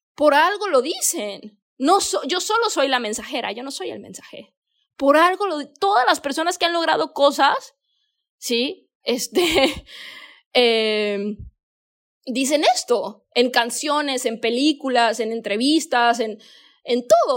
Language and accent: Spanish; Mexico; moved away as an adult; now in Bali, Indonesia; Yo soy mexicana